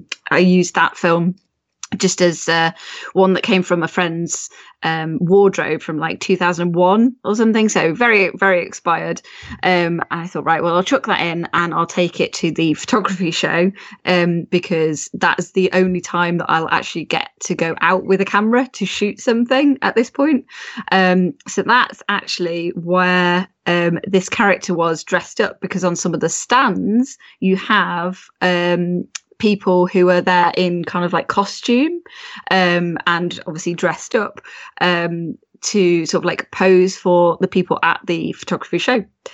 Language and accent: English; Rugby, West Midlands, United Kingdom; That's my hometown. I'm originally from, rugby.